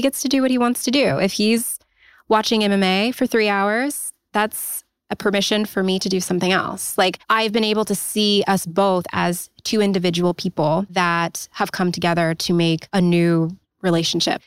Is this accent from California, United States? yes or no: yes; Los Angeles, California, United States; moved away; also born or lived in Pacific Northwest; I'm from Los Angeles, um, but I was living in the Pacific Northwest at the time